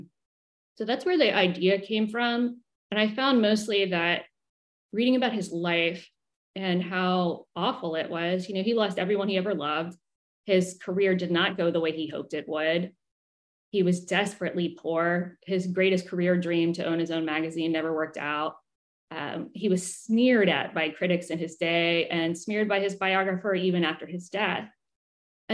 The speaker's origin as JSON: {"language": "English", "town": "Richmond", "region": "Virginia", "country": "United States", "tie": "born or raised there", "said": "I grew up in Richmond."}